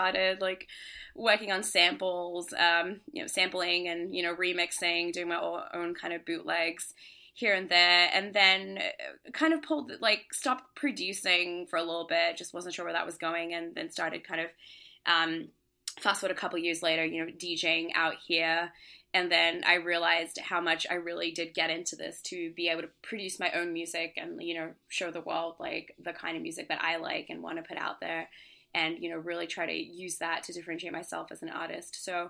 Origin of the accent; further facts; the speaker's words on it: Australia; also born or lived in Singapore; now in Brooklyn, United States; Yeah, so I grew up in Singapore, Australia. I grew up in Australia and then Singapore. And then I actually came here for university.